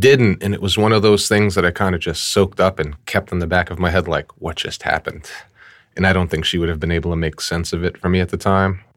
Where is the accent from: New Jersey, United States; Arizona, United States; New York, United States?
New York, United States; New York City; We grew up in Fort Greene, um, Brooklyn, Fort Greene, Clinton Hill section of Brooklyn